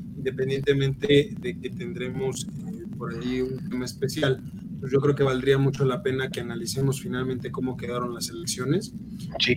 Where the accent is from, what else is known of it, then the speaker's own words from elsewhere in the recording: Hidalgo, Mexico; moved away; allá en mi tierra, en el estado de Hidalgo